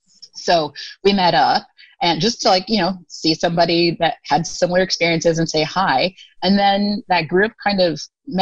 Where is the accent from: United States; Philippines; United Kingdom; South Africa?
United States; Arizona; moved away as an adult; also born or lived in Taiwan; now in Thailand; we're all from the States, but I'm biracial. And so I have more of a lighter skin tone that is harder for people to immediately identify.